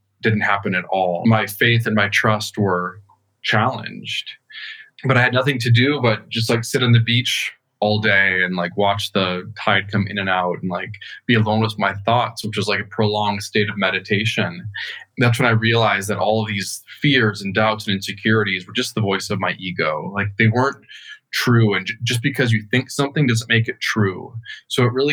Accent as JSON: {"language": "English", "region": "rural Minnesota", "country": "United States", "tie": "born or raised there", "also_born_or_lived": "New York, United States", "moved": "as an adult", "said": "I grew up in Minnesota. I was born and raised in a very small town in rural Minnesota"}